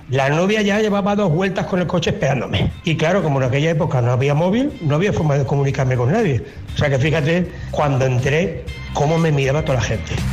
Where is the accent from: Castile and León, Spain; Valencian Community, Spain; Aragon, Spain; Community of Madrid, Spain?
Valencian Community, Spain; Valencia; yo soy de Valencia.